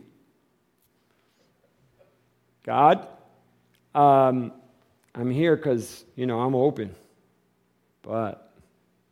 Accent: Michigan, United States; moved away as an adult; now in Tucson, United States; We're from Michigan.

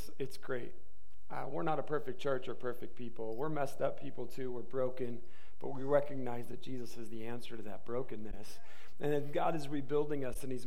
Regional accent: Michigan, United States; moved away; I'm from Michigan

